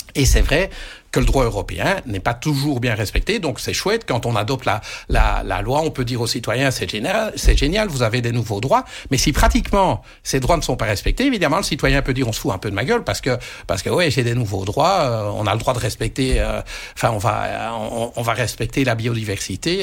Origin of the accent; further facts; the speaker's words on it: Belgium; quand on est belge, on est dans un petit pays